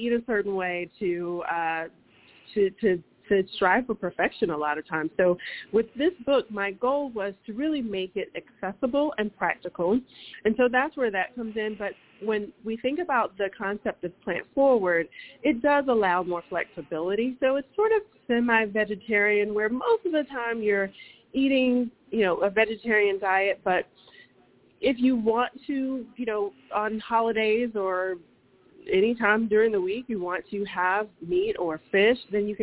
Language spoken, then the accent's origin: English; the South, United States; And growing up in the South, we always had access to it, and that was one of my favorites.